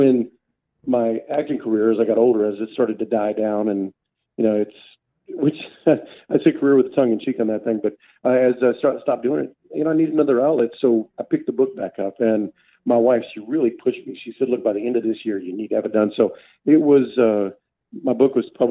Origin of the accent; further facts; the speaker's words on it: San Angelo, Texas, United States; I'm from San Angelo, West Texas